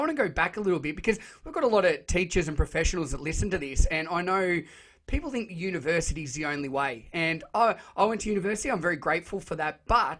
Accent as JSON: {"language": "English", "town": "Shepparton", "region": "Victoria", "country": "Australia", "tie": "born or raised there", "said": "Growing up in Shepparton, every Saturday morning before I played cricket or football"}